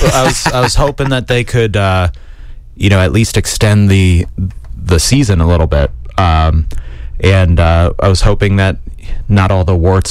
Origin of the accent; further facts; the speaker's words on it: Granville, Ohio, United States; I grew up in Granville, Ohio, not too far from Columbus.